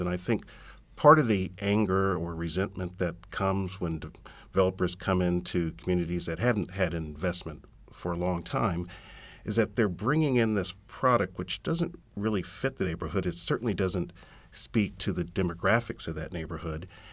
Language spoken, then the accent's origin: English; San Antonio, Texas, United States; I'm from San Antonio